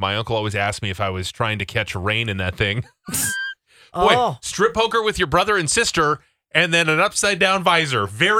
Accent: New Jersey, United States; My cousin grew up on a farm, but I grew up in Jersey.

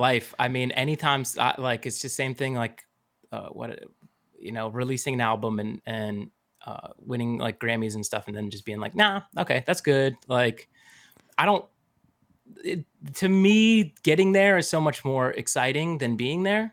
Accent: Phoenix, Arizona, United States; moved away; and I grew up in Phoenix

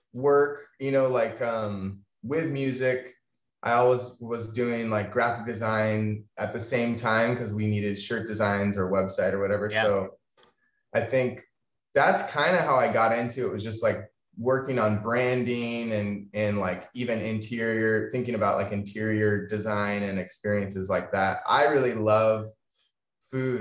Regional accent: Atascadero, California, United States; also born or lived in Bishop, California / Washington / Los Angeles; I grew up in Atascadero

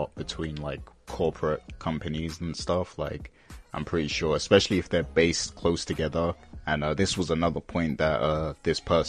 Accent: United Kingdom; I'm British

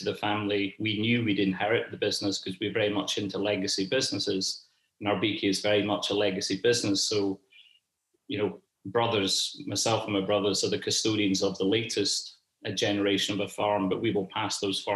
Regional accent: Scotland, United Kingdom; a Scot working in that global industry

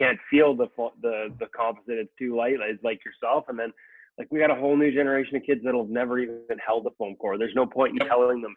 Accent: Vancouver, British Columbia, Canada; here in Vancouver, my hometown

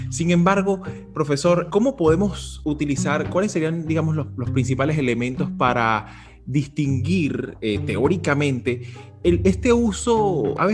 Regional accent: Caracas, Capital District, Venezuela; yo soy eh, caraqueño y en Caracas hay una, había una frase muy controvertida del Caracas Fútbol Club

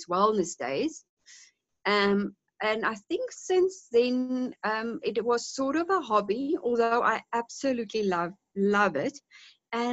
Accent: South Africa; also born or lived in Cape Town, South Africa; now in Johannesburg, South Africa; I grew up in a small town, about 600 kilometers from here, on a small holding

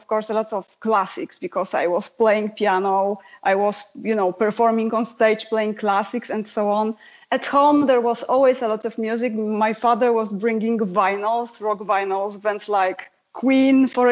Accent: Poland; first language Polish; English is a second language; Polish is my first language

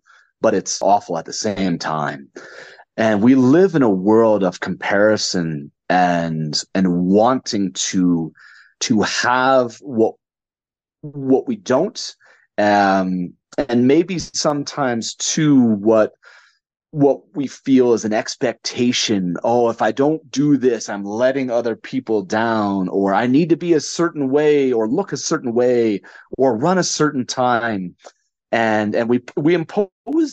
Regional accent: Connecticut, United States; moved away; I'm born and raised in Connecticut.

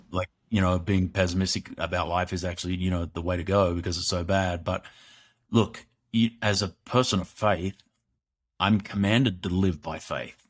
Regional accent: Australia; growing up in Australia, which is a great country

